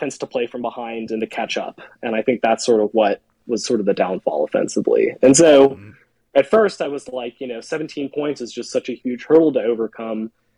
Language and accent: English; Atlanta, Georgia, United States; I grew up in Atlanta and then went to UGA